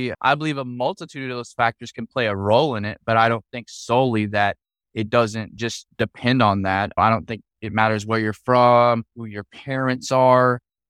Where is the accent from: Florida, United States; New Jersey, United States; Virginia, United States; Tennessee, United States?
Tennessee, United States; Well, I grew up in a really small town. There was four red lights, a bunch of funeral homes and some bars.